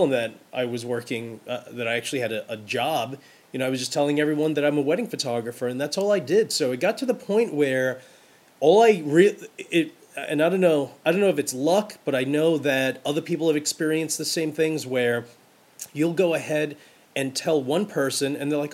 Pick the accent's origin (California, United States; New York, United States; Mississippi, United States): New York, United States; New York City; every girl I grew up with in Brooklyn